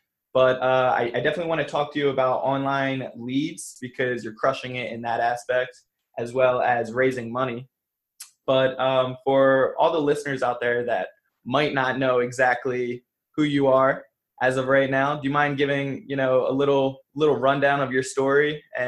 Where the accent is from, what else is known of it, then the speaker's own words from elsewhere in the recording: New Jersey, United States; I'm from Jersey.